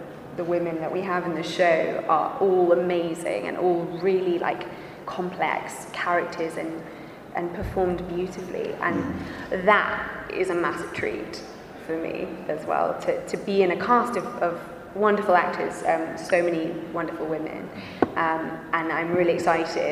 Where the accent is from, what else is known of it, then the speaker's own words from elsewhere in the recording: England, United Kingdom; I'm quite English